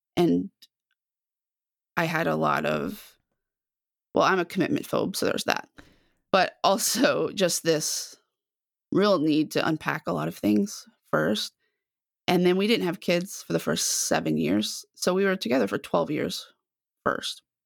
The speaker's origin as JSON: {"language": "English", "town": "Dallas", "region": "Texas", "country": "United States", "tie": "born or raised there", "lives_now": "Waco, United States", "said": "I'm from the Dallas area originally, grew up in a suburb just north of Dallas"}